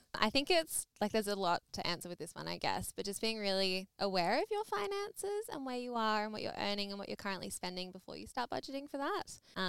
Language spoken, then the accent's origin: English; Perth, Western Australia, Australia; I'm from Perth.